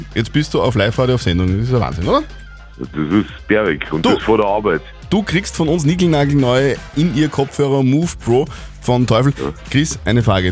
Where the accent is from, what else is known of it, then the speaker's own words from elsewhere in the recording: Bavaria, Germany; moved away as an adult; now in Wels, Austria; Ich bin ein Bayer